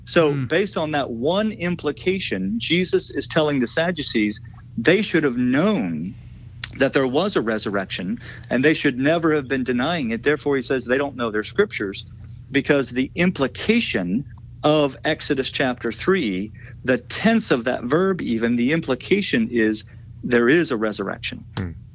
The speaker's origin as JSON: {"language": "English", "region": "South Louisiana", "country": "United States", "tie": "born or raised there", "said": "I grew up in South Louisiana, and my whole family has been in South Louisiana for for generations"}